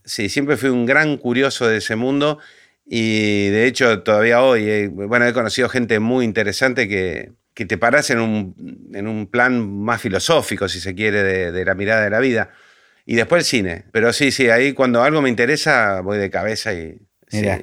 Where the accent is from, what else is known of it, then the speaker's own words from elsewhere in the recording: Argentina; now in Buenos Aires, Argentina; mi pueblo